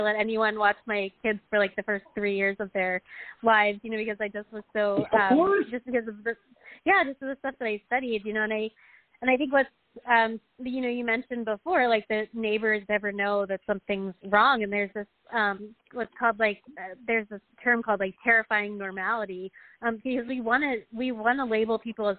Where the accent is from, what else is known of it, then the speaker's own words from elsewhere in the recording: Pennsylvania, United States; moved away; I'm from Pennsylvania